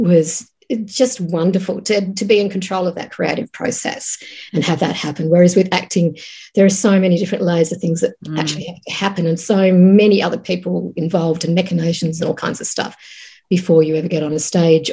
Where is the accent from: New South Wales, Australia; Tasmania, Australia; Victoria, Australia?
Tasmania, Australia; moved away as an adult; also born or lived in Sydney; I was living in Sydney because I grew up in Tasmania